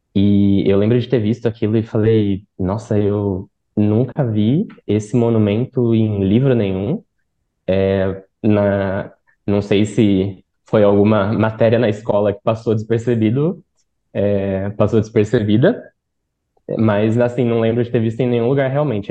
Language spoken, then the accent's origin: Portuguese; Brazil; como brasileiros